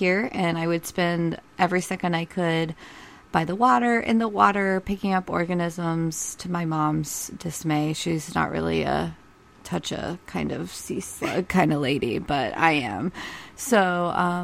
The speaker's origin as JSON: {"language": "English", "region": "Ohio", "country": "United States", "tie": "born or raised there", "moved": "yes", "said": "I grew up in Ohio"}